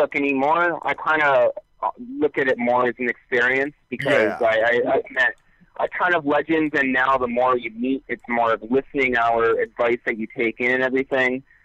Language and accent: English; Winnipeg, Manitoba, Canada; I am born in Winnipeg. I was raised in Winnipeg all my life.